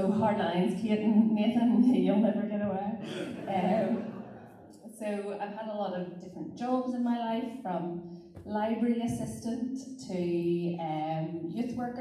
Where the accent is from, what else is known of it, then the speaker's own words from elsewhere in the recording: Glengormley, Northern Ireland, United Kingdom; also born or lived in Carnlough / Carrickfergus / Coleraine; I am originally from Glengormley, stroke Carnlough, so a bit of a blow into Carrick. Former pupil of Ballycare High